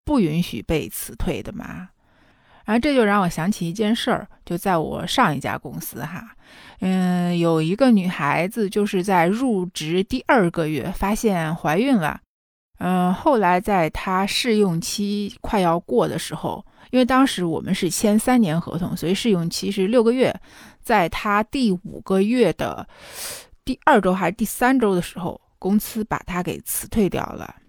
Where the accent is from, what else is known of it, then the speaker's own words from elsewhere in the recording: China; 我们中国人之所以会有请假羞耻这个焦虑吧